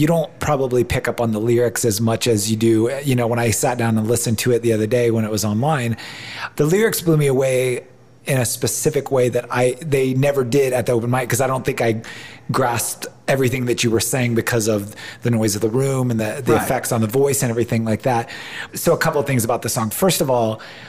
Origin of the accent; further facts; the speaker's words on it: Ohio, United States; moved away; I'm from Ohio, and I love living out here, but I'm far from my family